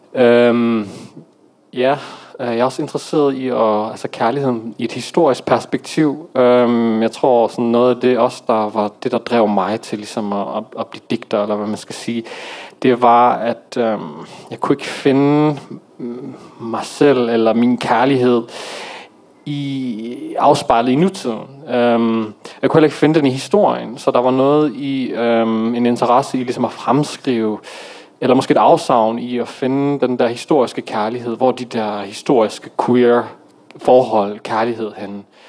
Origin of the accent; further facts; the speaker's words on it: Aarhus, Central Denmark Region, Denmark; jeg er dansk marokkaner, øh, født og opvokset i Aarhus